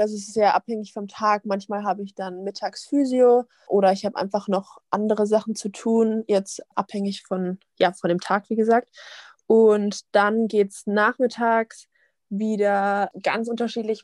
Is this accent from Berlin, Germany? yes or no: no; Wiesbaden, Hesse, Germany; now in Essen, Germany; ich komme ja aus Wiesbaden